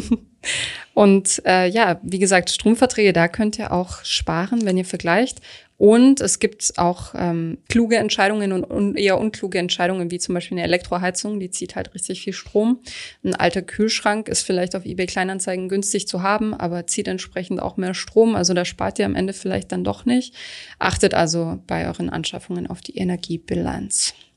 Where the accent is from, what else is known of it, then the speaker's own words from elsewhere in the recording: Stuttgart, Baden-Württemberg, Germany; Stuttgart meiner Heimat